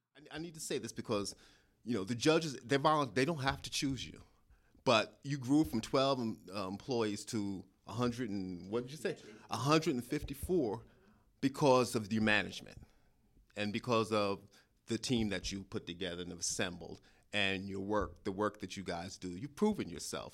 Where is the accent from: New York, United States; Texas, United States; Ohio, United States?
New York, United States; accent: New York; moved away as an adult; also born or lived in Albany, New York / Clark County, Nevada; now in Dallas, United States; I'm from New York originally, you probably tell from the accent.